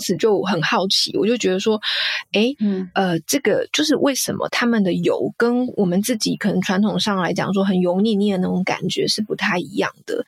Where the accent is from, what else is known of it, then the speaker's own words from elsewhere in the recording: Taiwan; 我们台湾人